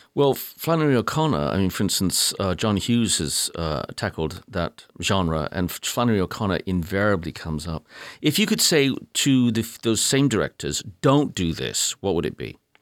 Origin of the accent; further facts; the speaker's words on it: England, United Kingdom; accent: English; now in United States; I, immediately abandoned my English accent